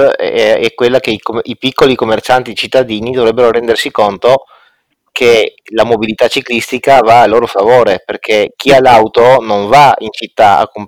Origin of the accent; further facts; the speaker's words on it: Trieste, Friuli-Venezia Giulia, Italy; io sono triestino con la bici a pedalata assistita dal 2014